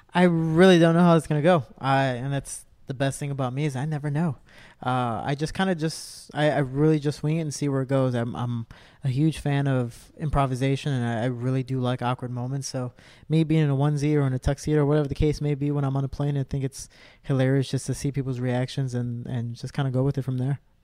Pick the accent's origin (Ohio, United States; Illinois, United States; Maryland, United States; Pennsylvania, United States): Illinois, United States; Cicero; I'm a kid from Cicero